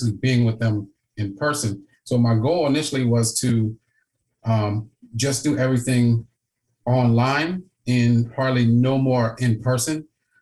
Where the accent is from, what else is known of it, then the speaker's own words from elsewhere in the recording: Wilmington, Delaware, United States; I'm from Wilmington